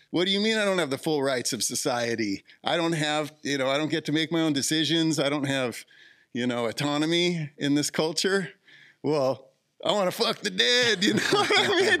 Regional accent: Southern California, United States; also born or lived in Ojai; I grew up in Southern California, so we got to go Disneyland in eighth grade

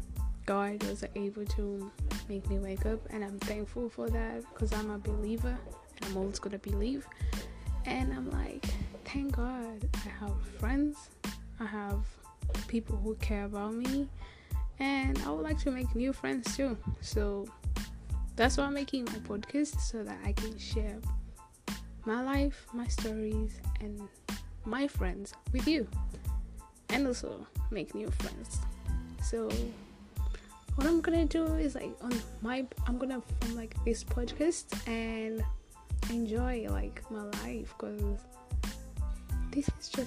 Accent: Kenya; now in Australia; I'm like Kenyan. I was born in Kenya, raised in Kenya.

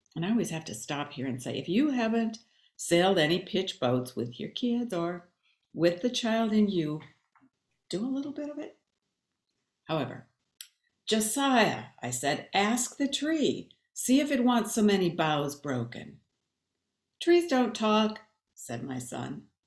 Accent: Babbitt, Minnesota, United States; moved away; also born or lived in Bemidji, Minnesota; I was born in Bemidji, grew up um, near the Boundary Waters on Birch Lake outside of Babbitt

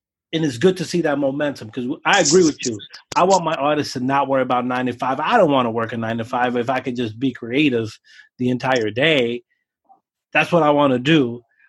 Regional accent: Brooklyn, New York, United States; And I'm an older guy. I'm 40. I grew up in Brooklyn hip hop.

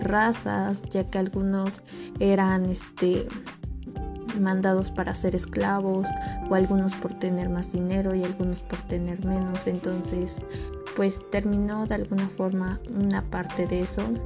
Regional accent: Mexico; Nosotros como mexicanos

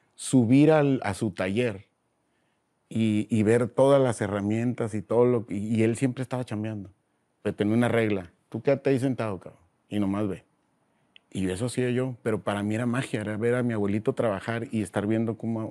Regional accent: Mexicali, Baja California, Mexico; nací en la Ciudad de México, soy de Mexicali, ¿no? Porque toda mi vida la he pasado allá

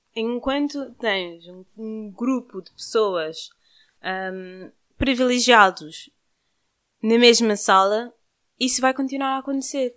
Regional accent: Cape Verde; nós somos de Cabo Verde

